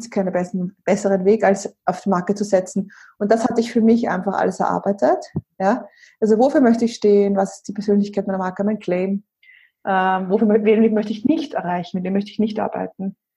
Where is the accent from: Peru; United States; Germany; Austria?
Austria; moved away; ich bin ursprünglich aus Österreich, wie man ja auch hört